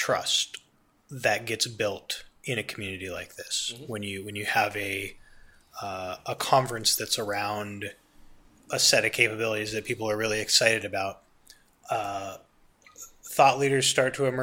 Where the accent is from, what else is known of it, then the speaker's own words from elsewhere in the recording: United States; I'm an American